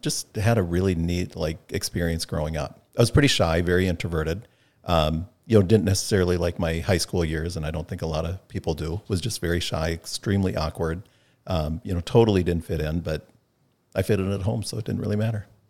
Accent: North Mankato, Minnesota, United States; grew up in North Mankato

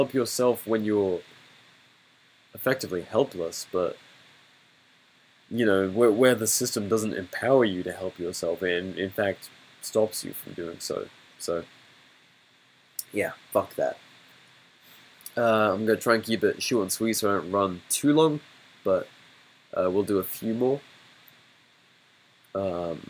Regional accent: England, United Kingdom; growing up in England

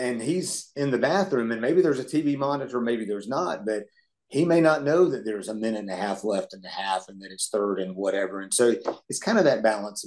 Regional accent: Atlanta, Georgia, United States; in the 70s, growing up in Atlanta

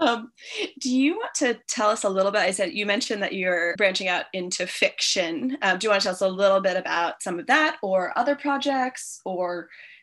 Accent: New York City, New York, United States; I'm from New York myself, and so New York City

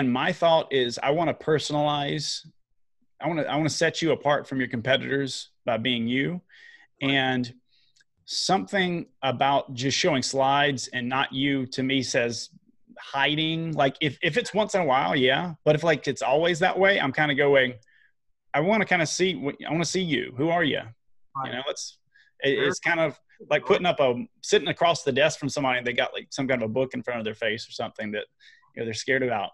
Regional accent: the South, United States; I'm from the South

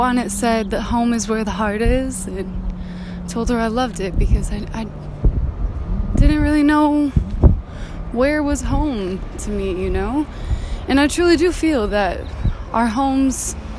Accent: Northern Michigan, United States; moved away as an adult; now in California, United States; I'm from Michigan

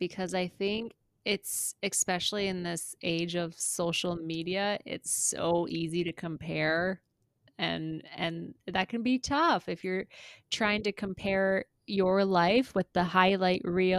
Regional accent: Pierre, South Dakota, United States; I grew up in Pierre and graduated high school there

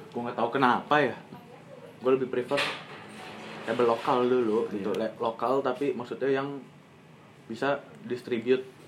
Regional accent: Bekasi, West Java, Indonesia; kita anak Bekasi

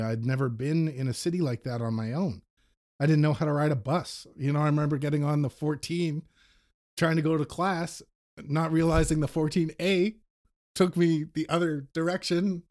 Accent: Manitouwadge, Ontario, Canada; I grew up in a very small Northern Ontario town

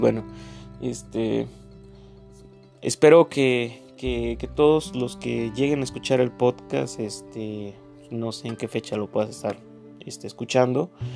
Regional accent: Mexico; Como mexicano

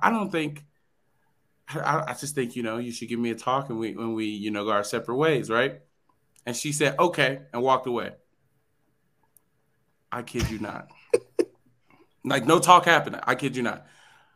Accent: Ohio, United States; we grew up in Ohio

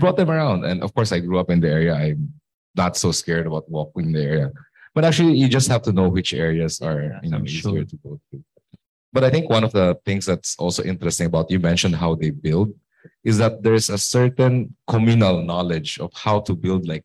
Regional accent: Manila, Metro Manila, Philippines; I grew up in Tondo, in some part of Tondo

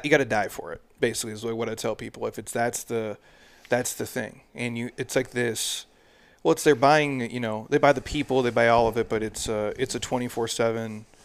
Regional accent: Midwest, United States; moved away; I'm a dude from the Midwest

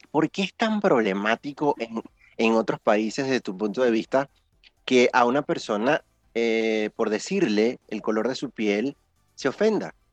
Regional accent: Venezuela; nuestra forma o nuestra cultura como venezolanos

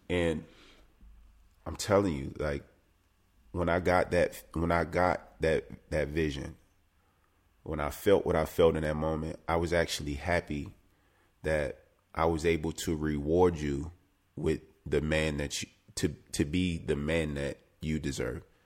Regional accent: South Carolina, United States; I come from South Carolina

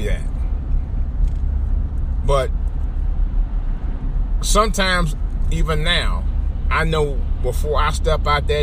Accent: Cleveland, Ohio, United States; also born or lived in Washington metropolitan area (DMV); now in Washington metropolitan area, United States; growing up in Cleveland, and even since I've been down here in the DMV for the last 30 years

